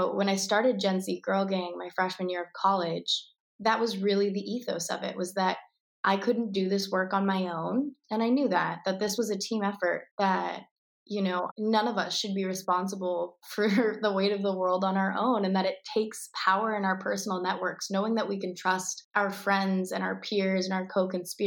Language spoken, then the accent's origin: English; Tucson, Arizona, United States; I was born and raised in Tucson, Arizona